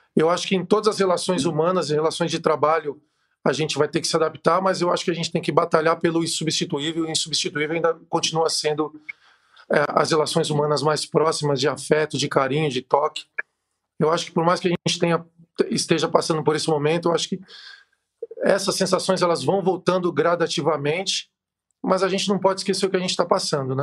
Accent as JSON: {"language": "Portuguese", "country": "Brazil", "said": "a gente como brasileiro, como povo latino"}